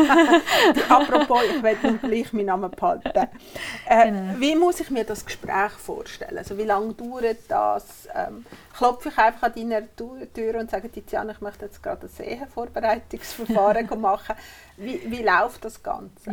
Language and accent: German; Uri, Switzerland; Ich bin im Kanton Uri aufgewachsen